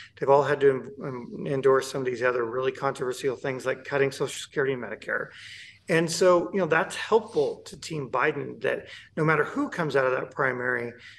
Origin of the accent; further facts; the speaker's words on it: Montana, United States; My home state, red state of Montana, did it.